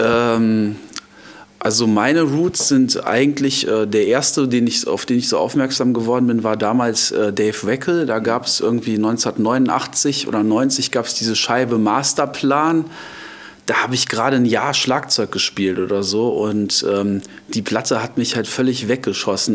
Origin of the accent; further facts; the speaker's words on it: Düsseldorf, North Rhine-Westphalia, Germany; also born or lived in Arnhem, Netherlands; now in Hilden, Germany; ich bin äh, gebürtig aus, äh, darf ich das jetzt sagen, aus ja. Düsseldorf